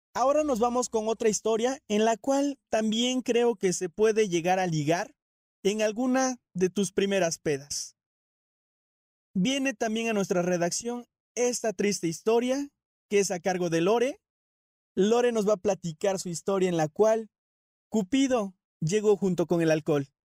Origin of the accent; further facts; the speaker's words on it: Orizaba, Veracruz, Mexico; now in San Juan del Río, Mexico; soy originario de Orizaba, Veracruz. Ya tengo mucho tiempo viviendo aquí en, en San Juan del Río Querétaro